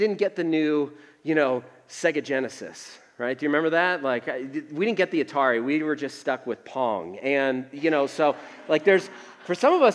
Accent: Northeast, United States; now in Tucson, United States; I grew up in the Northeast where we had to shovel all the time

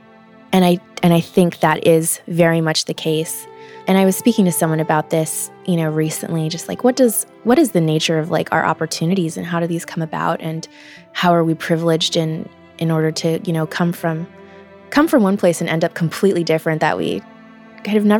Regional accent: California, United States; I'm from California

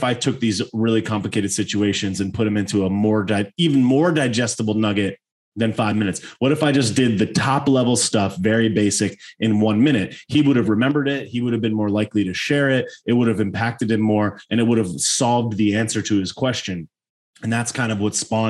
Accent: Connecticut, United States; I was originally born in Connecticut.

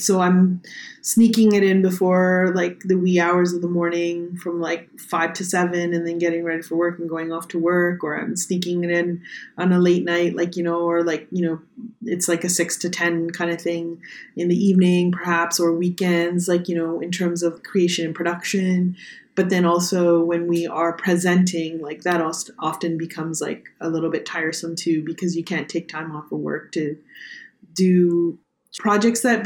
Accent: Toronto, Ontario, Canada; also born or lived in New York City; Growing up in Toronto, like I very much feel Toronto's home

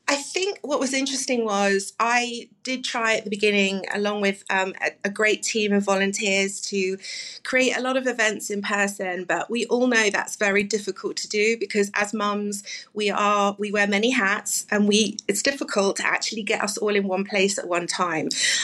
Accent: London, United Kingdom; now in Plano, United States; So I moved from London 9 years ago, as you can probably tell from my accent, and I didn't know a soul.

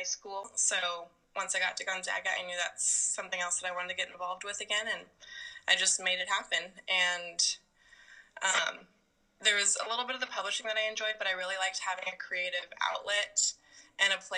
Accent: Seattle, Washington, United States; also born or lived in Vancouver, Canada / Spokane

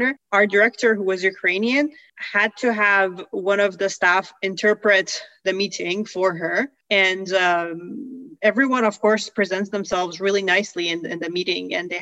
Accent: Iran; born or raised there; moved away

